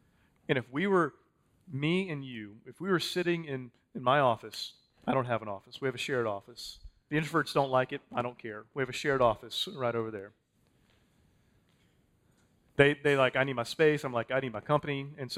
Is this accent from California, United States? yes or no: no; Texas, United States; I'm a Texan, man.